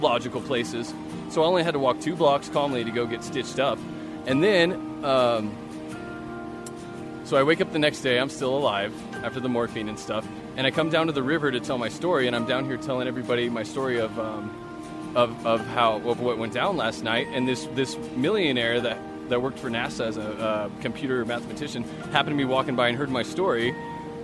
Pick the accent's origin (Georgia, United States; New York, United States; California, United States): California, United States; also born or lived in Fresno / Pismo Beach / Grover Beach / Sacramento; now in Reno, United States; I'm from California. I was born in Fresno and raised all over California, in Fresno, Pismo Beach, Grover Beach, Sacramento, and Northern California